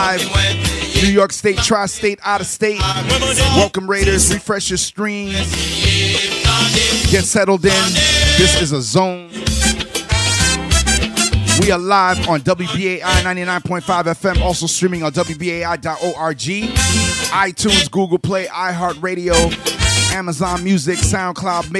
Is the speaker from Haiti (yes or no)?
yes; Port-au-Prince, Ouest, Haiti; moved away; I was born in Haiti, born in Port-au-Prince, Haiti.